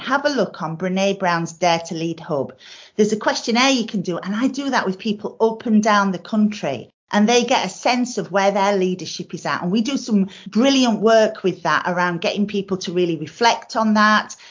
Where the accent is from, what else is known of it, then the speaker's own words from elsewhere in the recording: South Yorkshire coalfield, Yorkshire and the Humber, United Kingdom; I'm from the South Yorkshire coalfield